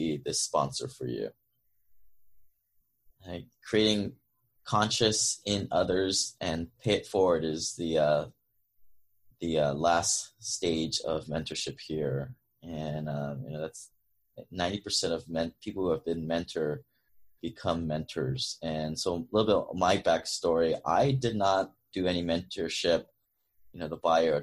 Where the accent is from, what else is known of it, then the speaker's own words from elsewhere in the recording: Hawaii, United States; moved away as an adult; also born or lived in Seattle; I grew up in Hawaii. 2003, I moved to Seattle for college.